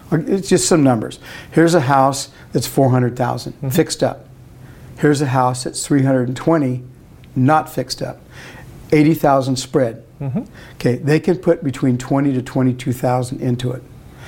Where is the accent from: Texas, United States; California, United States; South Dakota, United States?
California, United States; Arvin; I was raised out in Arvin, real close to the Tarver family